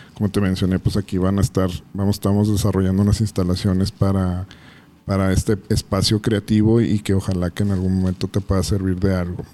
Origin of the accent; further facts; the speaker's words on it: Ciudad Juárez, Chihuahua, Mexico; naces con, con él desafortunadamente en esta ciudad no y que te marca aunque a veces lo normalicemos y lo vemos como, como parte del currículum de ser juarense